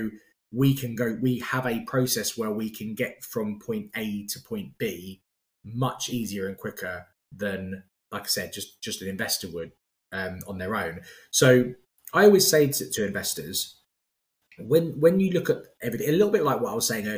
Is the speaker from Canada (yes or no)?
no; London, United Kingdom; as a Londoner